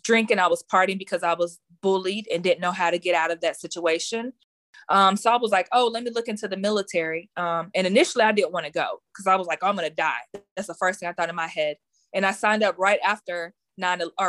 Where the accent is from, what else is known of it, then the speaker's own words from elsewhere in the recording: Garland, Texas, United States; I am from Garland, Texas.